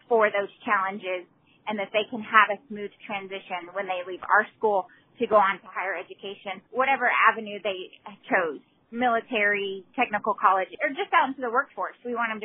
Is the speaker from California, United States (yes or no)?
no; Texas, United States; now in Clifton, United States; I talked about my hometown. The town I came from was a little small community just like Clifton, right outside of San Antonio